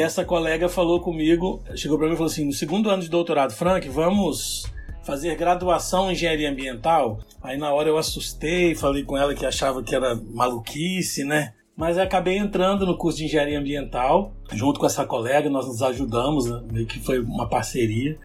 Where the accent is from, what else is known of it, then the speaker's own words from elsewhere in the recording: Colatina, Espírito Santo, Brazil; Eu sou natural do Espírito Santo, de uma cidade do interior chamada Colatina